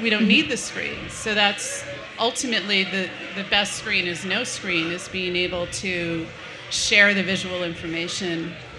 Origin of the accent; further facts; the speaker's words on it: United States; and really had to give up art because I'm an American.